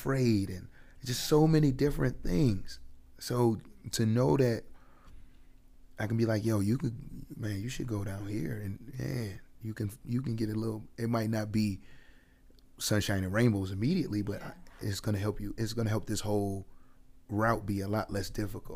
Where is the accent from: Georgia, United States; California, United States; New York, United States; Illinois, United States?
New York, United States; Buffalo; growing up in Buffalo